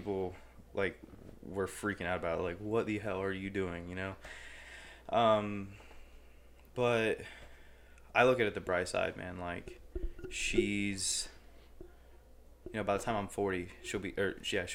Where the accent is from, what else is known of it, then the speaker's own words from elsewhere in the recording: Piqua, Ohio, United States; I grew up in Piqua. Lived all over Piqua